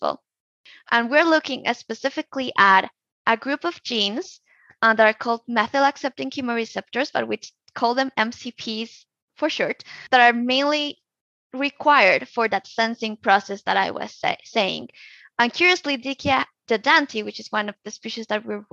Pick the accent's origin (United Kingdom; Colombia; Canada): Colombia; now in United States; my home country